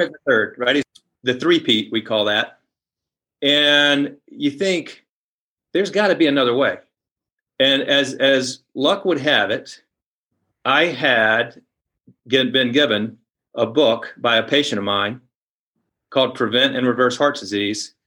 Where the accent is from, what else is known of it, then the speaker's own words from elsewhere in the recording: Columbia, South Carolina, United States; I grew up in Columbia, South Carolina